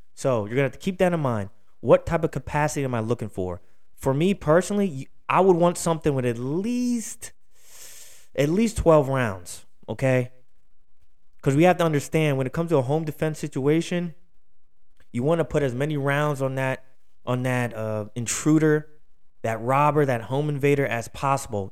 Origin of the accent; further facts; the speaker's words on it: Philadelphia, Pennsylvania, United States; out of Philly, my hometown